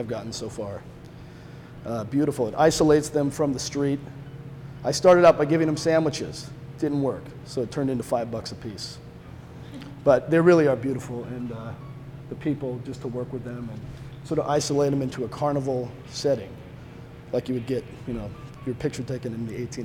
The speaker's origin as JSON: {"language": "English", "town": "Petaluma", "region": "California", "country": "United States", "said": "from Petaluma, California, the chicken capital of the world"}